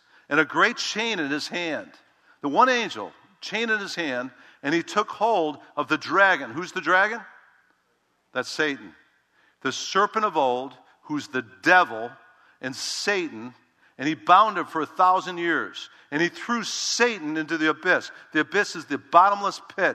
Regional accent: Chicago, Illinois, United States; I'm from Chicago

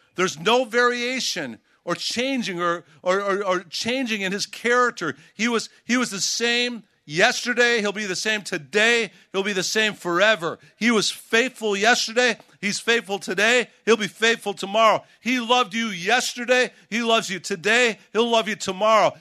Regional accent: Chicago, Illinois, United States; I grew up in Chicago, and, uh, I grew up during the Michael Jordan years

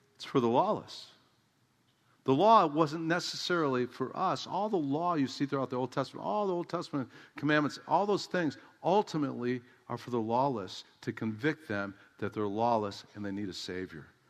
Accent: United States; I'm an American

